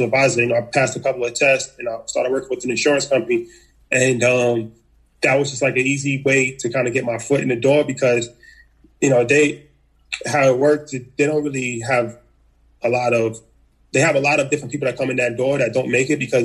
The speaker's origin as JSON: {"language": "English", "region": "New York", "country": "United States", "tie": "born or raised there", "also_born_or_lived": "Hawaii", "said": "I come from New York. Just grew up like, you know, regular kid"}